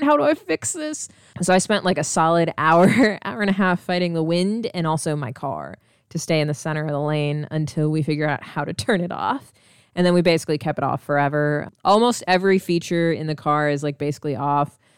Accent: Midwest, United States; we're from the Midwest

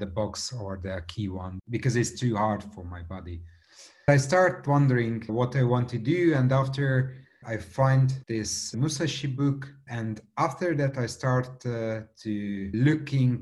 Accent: Budapest, Hungary; English is a second language; I came from Hungary. Budapest is the capital city of Hungary

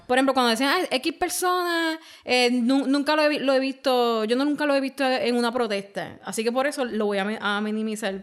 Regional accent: Puerto Rico; nosotros como puertorriqueños

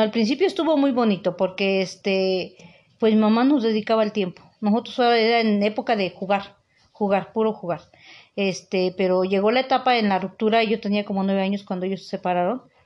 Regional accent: Teziutlán, Puebla, Mexico; now in Puebla, Mexico; soy originaria de Tezutlán, Puebla y radico en Puebla, Puebla.

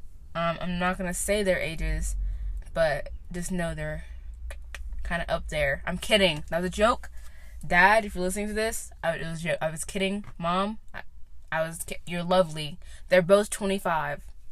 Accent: Knoxville, Tennessee, United States; I'm from Knoxville, Tennessee

